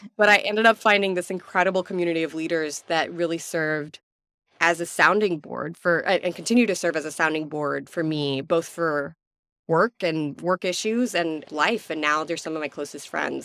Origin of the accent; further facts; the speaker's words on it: Abu Dhabi, United Arab Emirates; now in Houston, United States; I was born and raised in Abu Dhabi